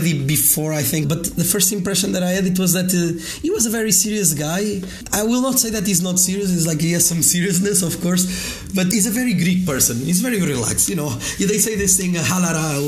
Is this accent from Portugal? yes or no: yes; Coimbra, Centro, Portugal; I come from Coimbra. Coimbra is like 100,000